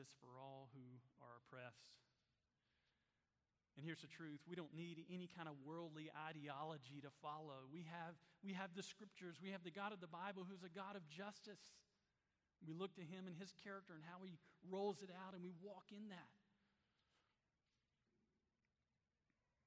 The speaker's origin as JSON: {"language": "English", "town": "Black", "region": "Alabama", "country": "United States", "tie": "born or raised there", "said": "my hometown of Black"}